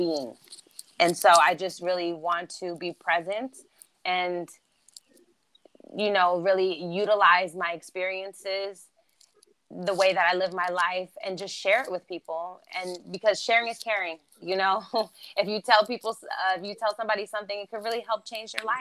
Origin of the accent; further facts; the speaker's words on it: Germany; accent: East Coast; first language German; English is a second language; also born or lived in New York; now in Los Angeles, United States; I live in Los Angeles now. Thank you, by the way. I was born in Germany. So German is my first language